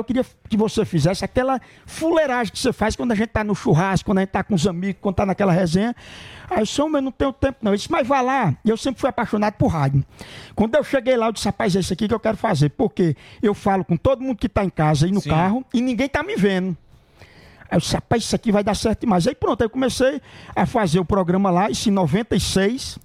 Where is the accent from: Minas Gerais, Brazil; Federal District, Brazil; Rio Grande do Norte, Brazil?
Rio Grande do Norte, Brazil; Cachoeira do Sapo; now in São Paulo, Brazil; Eu sou de Cachoeira do Sapo, fica no Rio Grande do Norte, a minha cidade